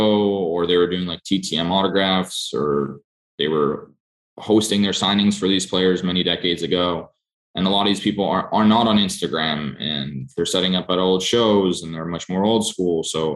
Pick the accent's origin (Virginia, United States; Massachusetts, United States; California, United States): Massachusetts, United States; Boston; I grew up in Boston.